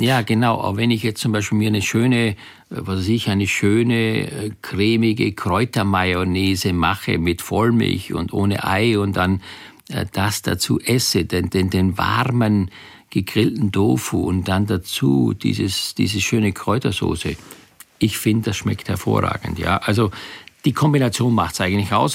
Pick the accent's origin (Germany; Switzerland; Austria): Austria; Styria; ich komme ja aus der Steiermark, bin auf dem Bauernhof groß geworden